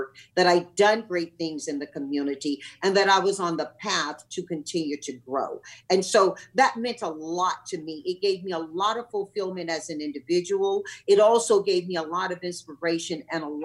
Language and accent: English; Tarboro, North Carolina, United States; moved away as an adult; also born or lived in California; when I grew up in my hometown in Tarboro, North Carolina